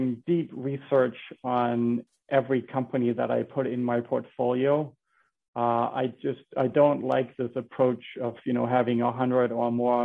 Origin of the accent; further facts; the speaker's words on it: Denmark; moved away as an adult; now in Bethlehem, United States; I'm from Denmark. I came to the United States when I was in college.